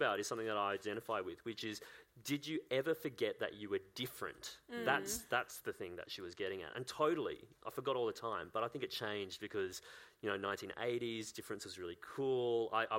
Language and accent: English; Sunshine Coast, Queensland, Australia; when we were growing up, we were in coastal Queensland. This is the Sunshine Coast, about an hour and a half north of Brisbane.